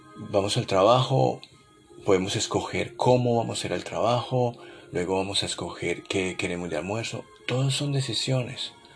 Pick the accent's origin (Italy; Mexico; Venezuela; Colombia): Colombia; moved away as an adult; mi país natal Colombia